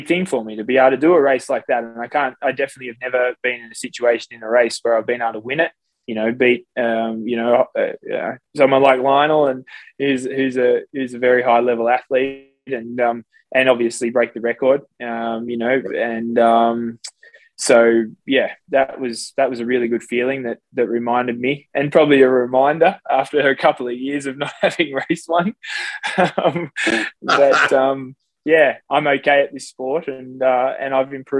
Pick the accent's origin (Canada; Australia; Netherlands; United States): Australia; I had a bit of a swimming background from growing up in Australia as a kid